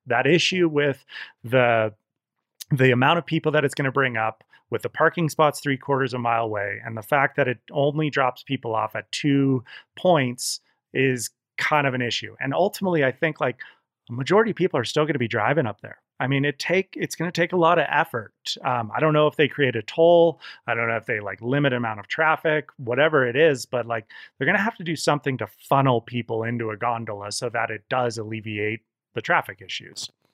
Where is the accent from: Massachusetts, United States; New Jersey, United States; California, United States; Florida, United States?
California, United States; Olympic Valley; born or raised there; also born or lived in Santa Cruz